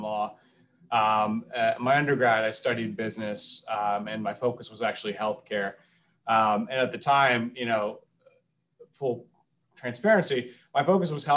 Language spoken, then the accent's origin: English; Atlanta, Georgia, United States; I'm originally from Atlanta, Georgia